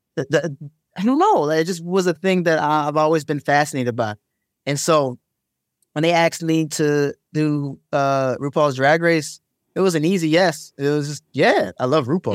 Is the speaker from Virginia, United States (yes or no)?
no; Maryland, United States; I'm from Maryland